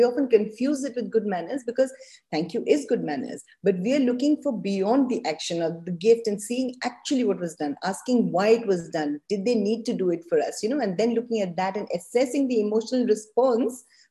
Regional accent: India; I'm also Indian

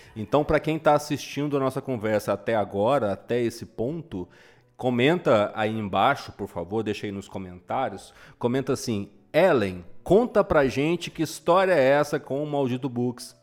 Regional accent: Minas Gerais, Brazil; como bom mineiro que sou

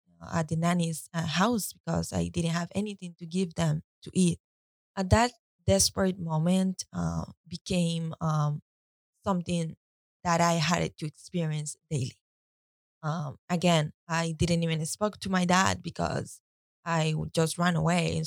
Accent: Costa Rica; I was born and raised in Costa Rica.

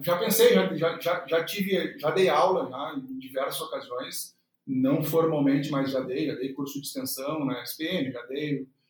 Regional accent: Porto Alegre, Rio Grande do Sul, Brazil; sou natural de Porto Alegre, uh, nascido no Hospital Luiz de Vento

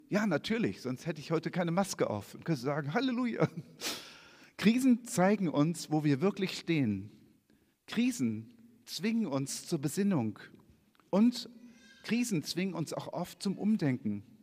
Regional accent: Hanover, Lower Saxony, Germany; so wie wenn ich in Kiel bin, ich komme aus Hannover und springe und ich habe keine Ahnung, ich hänge total von diesem Navi ab.

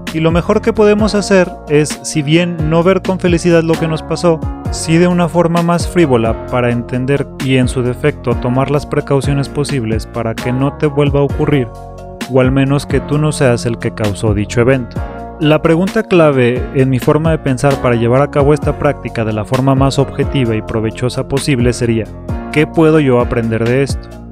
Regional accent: Mexico City, Mexico; soy un chilango

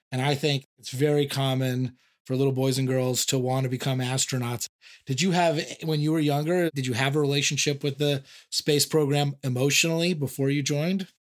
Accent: San Diego, California, United States; I grew up in San Diego

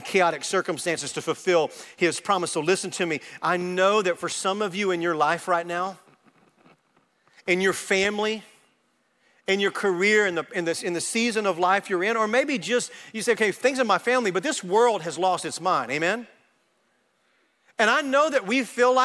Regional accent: Arkansas, United States; moved away as an adult; now in Texas, United States; I grew up in Arkansas and I never had intentions to move into Texas

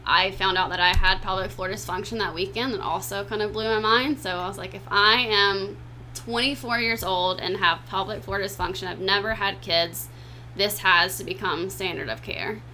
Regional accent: South Carolina, United States; moved away as an adult; also born or lived in Florida; now in Clearwater, United States; I'm not from Florida, so I'm from South Carolina

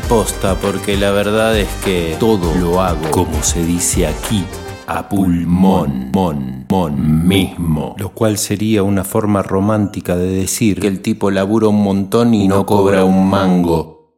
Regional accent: western Greater Buenos Aires, Buenos Aires Province, Argentina; el conurbano oeste? Pasa que de ahí vengo

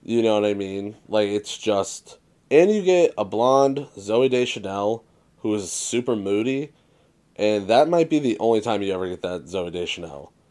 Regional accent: Massachusetts, United States; Dave and I are both born and raised in Mass

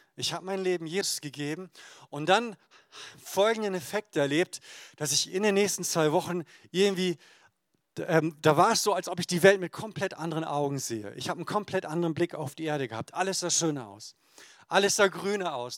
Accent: Emden, Lower Saxony, Germany; in meiner Heimatgemeinde in Emden aus Friesland

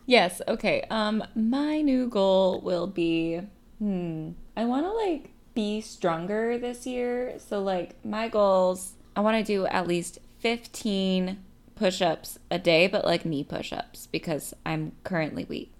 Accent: Bay Area, California, United States; I'm from the Bay Area

